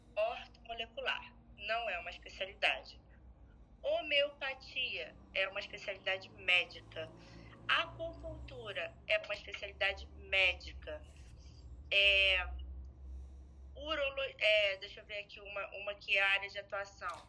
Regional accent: Rio de Janeiro, Brazil; eu sou carioca da gema

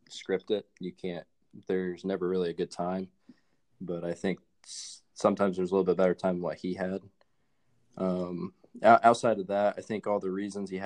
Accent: Indiana, United States; I'm from Indiana

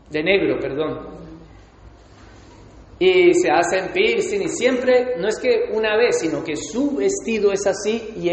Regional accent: Spain; cuando somos españoles, sacamos la foto, ponemos la bandera de España, todo orgulloso.

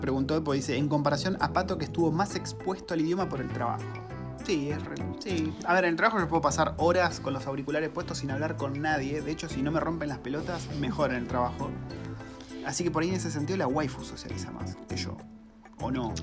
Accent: Argentina; moved away as an adult; now in New Zealand

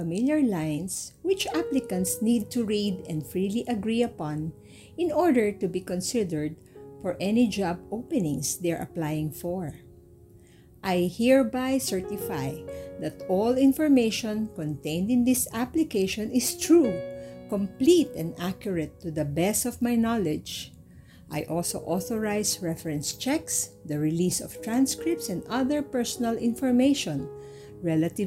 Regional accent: Philippines; I am a Filipino citizen

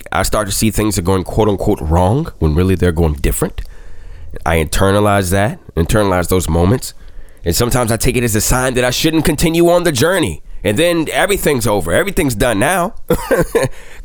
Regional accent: Washington, District of Columbia, United States; moved away as an adult; also born or lived in Buffalo / Indianapolis / Baltimore; doing morning radio in my hometown of DC

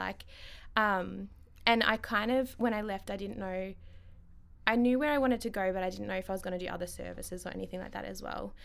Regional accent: Ballarat, Victoria, Australia; Ballarat born and bred

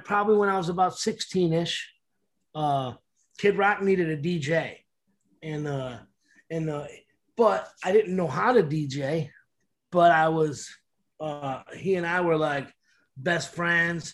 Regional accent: Detroit, Michigan, United States; Growing up in Detroit here

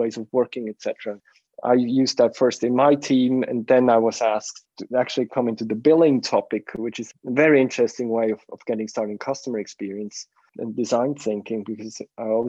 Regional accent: Bern, Switzerland; also born or lived in Zurich; we moved back from Zurich to the region of Bern where I grew up in.

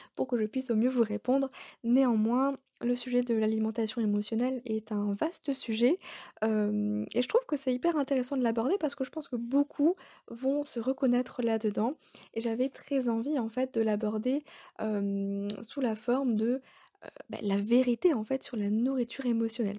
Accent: Alsace, Grand Est, France; now in Bordeaux, France; je suis bordelaise, mais de base, je suis alsacienne

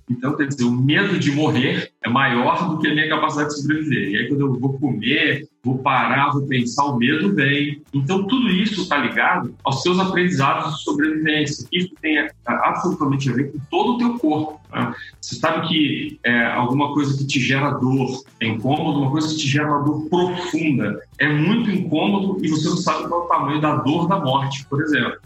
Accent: Espírito Santo, Brazil; eu sou capixaba, estou falando aqui de Vitória, Espírito Santo, Vila Velha, Espírito Santo, Terra da Muqueca

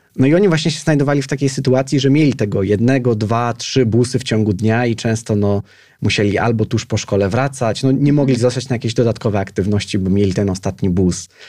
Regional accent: Piaseczno, Masovian Voivodeship, Poland; mieszkałem w, jako nastolatek w, w, w podwarszawskim Piasecznie

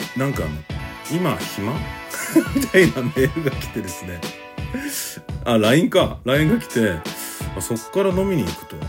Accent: Nara, Japan; moved away; 実はね奈良育ちなんですけども

